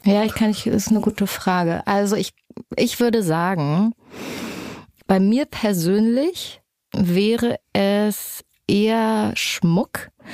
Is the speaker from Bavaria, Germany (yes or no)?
no; Erfurt, Thuringia, Germany; wir kommen beide aus Erfurt